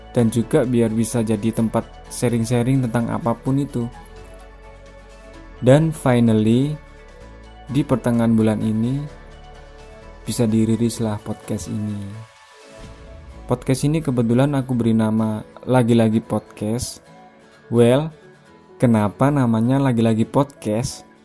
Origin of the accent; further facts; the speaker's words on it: Malang, East Java, Indonesia; Ya betul sekali, aku dari Malang. Sekarang juga alhamdulillah masih tinggal di Malang.